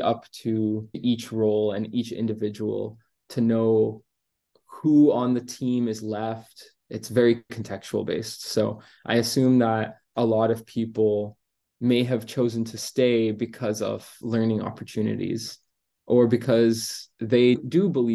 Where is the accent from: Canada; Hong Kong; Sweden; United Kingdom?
Canada; I'm Canadian